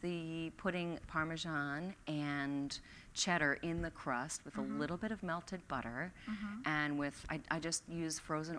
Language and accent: English; Philadelphia, Pennsylvania, United States; moved away as an adult; also born or lived in Milwaukee, Wisconsin / Maine; now in Portland, United States; I'm a transplant. I grew up in Philadelphia and then moved all over the country with radio and then made it out here.